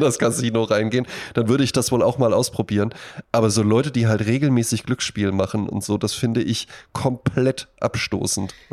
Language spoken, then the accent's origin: German; Germany; In Bonn-Baden, wo ich herkomme, neben dem Haus, in dem ich aufgewachsen bin